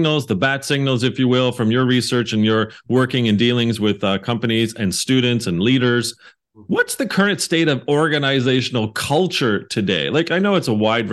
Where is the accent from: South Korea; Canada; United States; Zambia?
Canada; in Canada, it's Dragon's Den. We don't do Shark's Tank